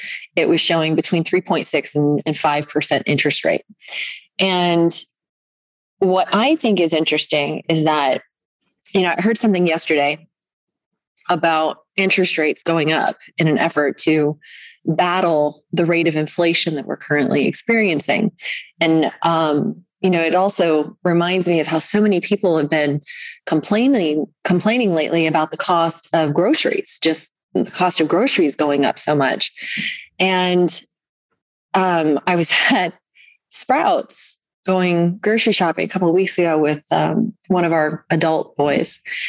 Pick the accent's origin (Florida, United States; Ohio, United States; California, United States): Florida, United States; Orlando; Because right now, I mean, and I'm in North Georgia and I come from Orlando, Florida.